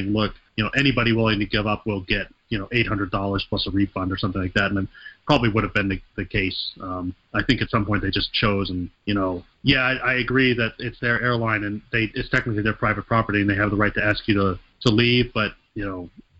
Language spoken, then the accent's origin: English; Charlotte, North Carolina, United States; also born or lived in State College, Pennsylvania; go home for Thanksgiving down in Charlotte